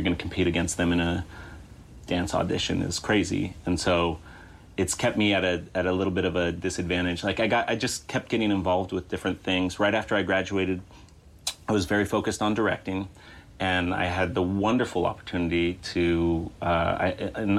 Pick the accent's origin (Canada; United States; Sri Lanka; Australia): United States; Chico, California; now in Los Angeles, United States; I grew up in Chico, California